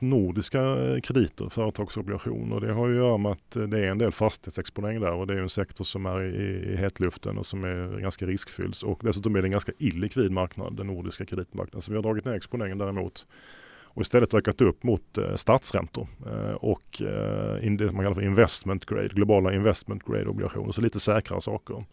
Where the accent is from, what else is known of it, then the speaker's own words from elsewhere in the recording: Sweden; som svensk